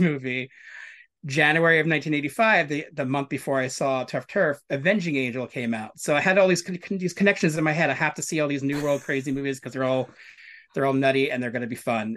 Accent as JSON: {"language": "English", "town": "New York City", "region": "New York", "country": "United States", "tie": "born or raised there", "said": "I grew up in New York City. I was, I was pretty much raised in Hell's Kitchen and Benson Hurst, Brooklyn"}